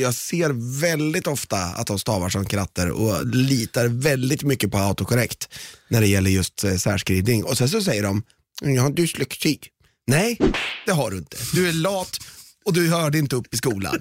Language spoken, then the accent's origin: Swedish; Malmö, Skåne, Sweden; Vi är från Malmö